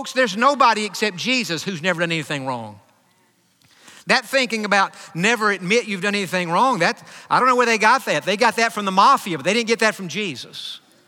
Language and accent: English; Hopkins County, East Texas, United States; moved away; growing up in Hopkins County, which in the 80s was the dairy capital of the world, over 500 dairies in Hopkins County